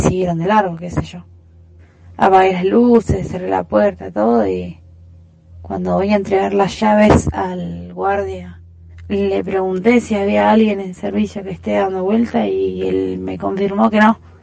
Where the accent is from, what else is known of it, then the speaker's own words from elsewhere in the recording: Rosario, Santa Fe, Argentina; yo soy de Rosario